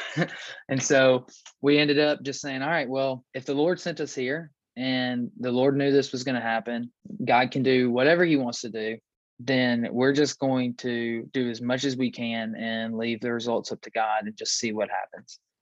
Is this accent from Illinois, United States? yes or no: no; West Tennessee, United States; moved away as an adult; also born or lived in Clinton, Tennessee; now in Knoxville, United States; We moved from East Tennessee to West Tennessee, where I was born and raised